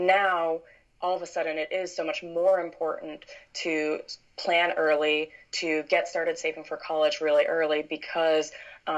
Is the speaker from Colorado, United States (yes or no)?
no; Chicago suburbs, Illinois, United States; now in San Francisco, United States; I'm originally from the Chicago suburbs